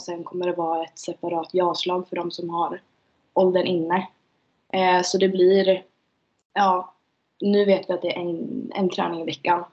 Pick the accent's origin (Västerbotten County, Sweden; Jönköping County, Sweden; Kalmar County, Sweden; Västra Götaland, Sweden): Västerbotten County, Sweden; Umeå; moved away; jag är från Umeå.